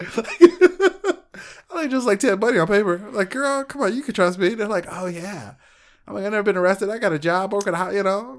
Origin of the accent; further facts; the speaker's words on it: Alaska, United States; moved away; I lived in a town of twelve hundred people